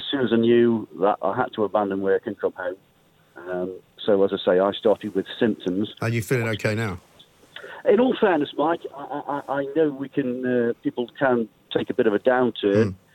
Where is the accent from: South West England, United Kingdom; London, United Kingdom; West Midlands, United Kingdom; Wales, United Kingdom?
West Midlands, United Kingdom; Stoke-on-Trent; I'm from Stoke-on-Trent.